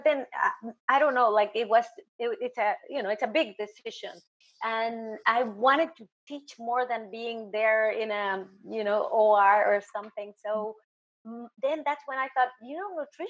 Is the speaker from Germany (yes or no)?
no; Mexico; moved away as an adult; also born or lived in New York, United States; now in South Florida, United States; I'm from Mexico